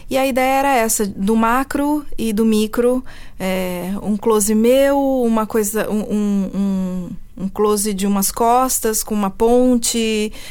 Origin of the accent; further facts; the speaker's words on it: Switzerland; born there; also born or lived in Brazil; Eu nasci na Suíça e fui alfabetizada em francês. É, mas em casa falávamos português e meus pais tinham esse sotaque mais pro paulista